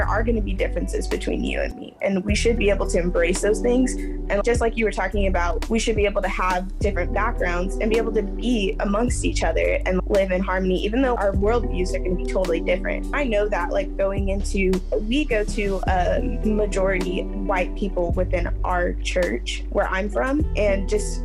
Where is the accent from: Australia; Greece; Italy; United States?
United States; Midwest; I'm from the Midwest